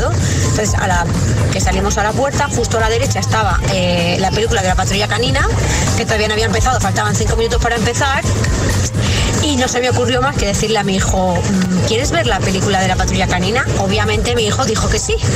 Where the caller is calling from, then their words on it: Alcalá de Henares, Community of Madrid, Spain; Buenos días … de Alcalá de Henares